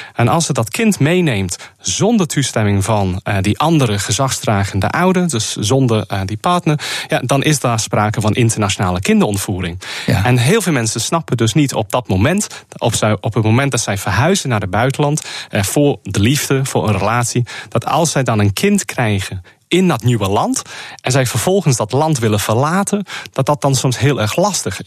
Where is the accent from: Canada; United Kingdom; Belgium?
United Kingdom; Liverpool, North West England; Dutch is a second language; moved away as an adult; also born or lived in Cambridge; now in Netherlands; ik kom zelf uit het Verenigd Koninkrijk. Ik ben in Liverpool geboren